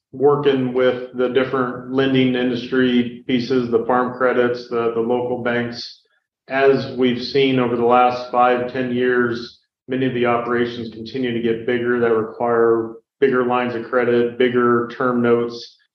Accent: Nebraska, United States; Born and raised in Nebraska.

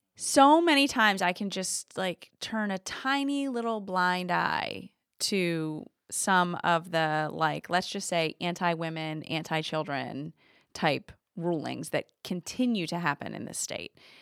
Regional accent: Yankee Country, the North, United States; now in Alabama, United States; I'm not from Alabama, that I'm from Yankee Country.

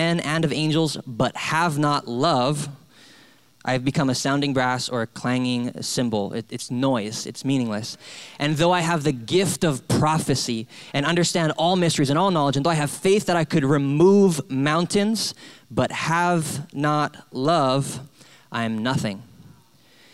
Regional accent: Hawaii, United States; also born or lived in Salt Lake City; now in San Diego, United States; I'm from Hawaii

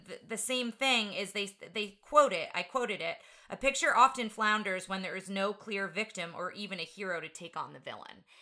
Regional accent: New Jersey, United States; moved away as an adult; now in Texas, United States; I grew up in New Jersey

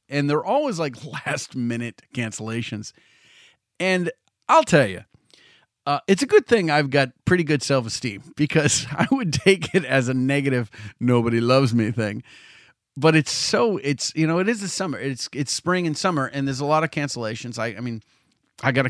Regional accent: Salem, Massachusetts, United States; in Salem, my hometown

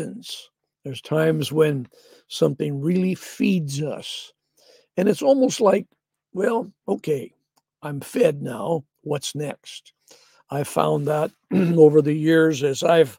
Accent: the Northwest, Pacific Northwest, United States; we're from the Northwest

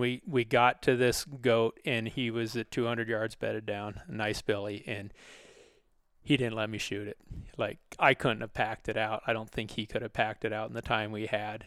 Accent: Sitka, Alaska, United States; I grew up in Alaska

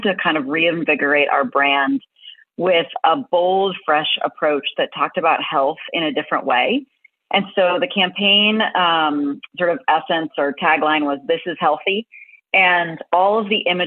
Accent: Boston, Massachusetts, United States; I grew up in Boston.

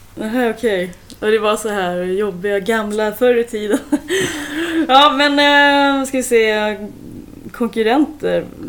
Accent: Sweden; jag är så svensk

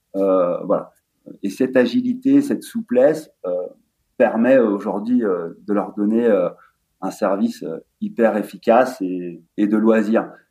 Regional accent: La Clusaz, Auvergne-Rhône-Alpes, France; on vient de la Clusa, euh, station de ski

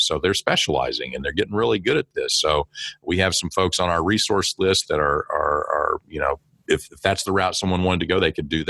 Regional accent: small town in eastern Oklahoma, United States; I grew up in Oklahoma.

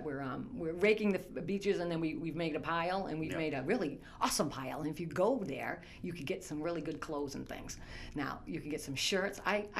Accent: Gloucester, Massachusetts, United States; I grew up in Riverdale Park.

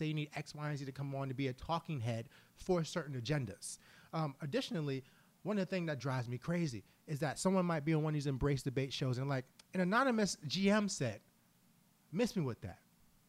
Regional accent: New York City, New York, United States; now in Philadelphia, United States; I am from Harlem

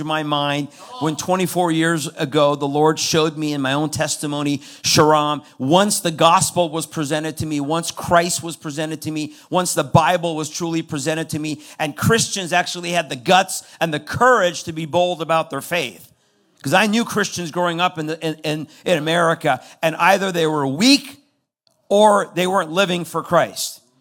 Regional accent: Iran; now in United States; I'm from Iran. I was born into a Muslim background.

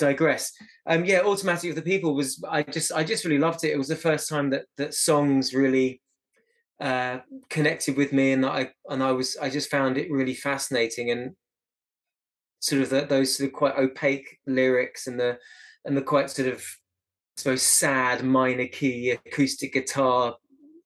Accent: Eastbourne, South East England, United Kingdom; I grew up in Eastbourne

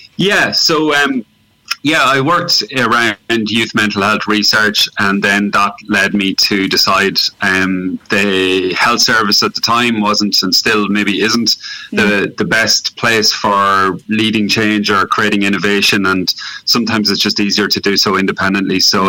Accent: Cavan, Ulster, Ireland; also born or lived in Dublin; now in West Clare, Ireland; I'm originally from Cavan

